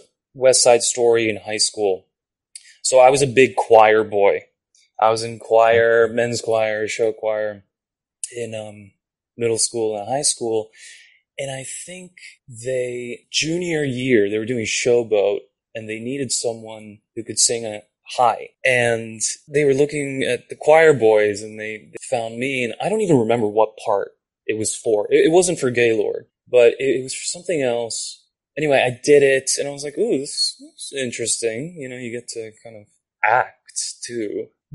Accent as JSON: {"language": "English", "country": "Japan", "tie": "born or raised there", "first_language": "Japanese", "second_language": "English", "moved": "yes", "said": "Japanese is my first language, technically. Okay. Yeah, no, I grew up there. And I grew up speaking both, so. But I do consider it my first language, having grown up there."}